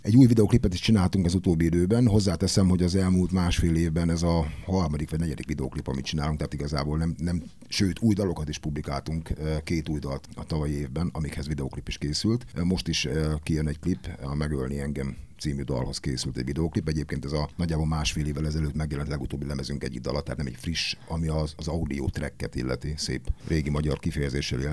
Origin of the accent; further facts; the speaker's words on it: Debrecen, Hajdú-Bihar, Hungary; engem, mint Debrecenit